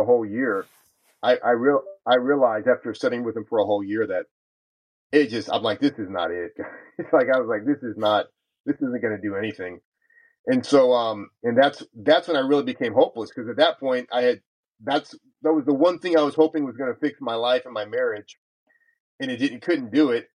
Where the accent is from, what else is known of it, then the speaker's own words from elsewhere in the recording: California, United States; moved away as an adult; also born or lived in El Paso, Texas / South Texas; as a young boy growing up in California all those years ago